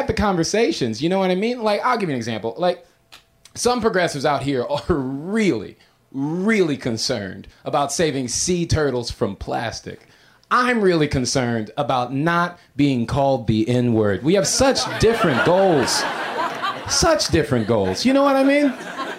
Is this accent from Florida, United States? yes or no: yes; Florida, United States; now in Los Angeles, United States; But I moved here from Florida, okay? I'm not originally from L.A. I've been here for a year.